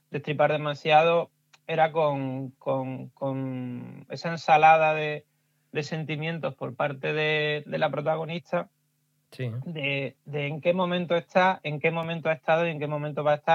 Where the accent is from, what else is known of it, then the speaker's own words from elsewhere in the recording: Huelva, Andalusia, Spain; las cooperativas de frutos rojos de, Huelva, que, es de donde yo soy, de la, zona